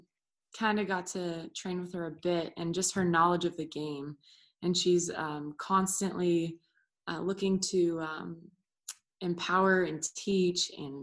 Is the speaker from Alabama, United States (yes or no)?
no; California, United States; moved away as an adult; also born or lived in Orlando; I grew up in California